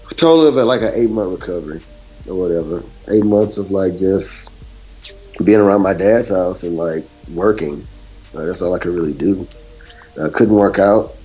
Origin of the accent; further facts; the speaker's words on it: Beaumont, Texas, United States; moved away as an adult; also born or lived in Chicago; I'm actually from Beaumont, Texas. I'm not from the Midwest. I'm from uh, Southeast Texas